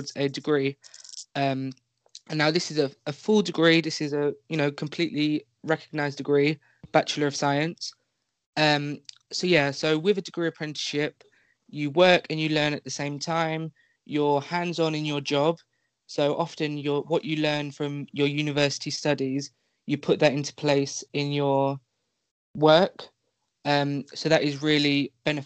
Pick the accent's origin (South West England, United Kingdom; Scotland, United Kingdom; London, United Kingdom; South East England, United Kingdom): London, United Kingdom; I am 18, I am from London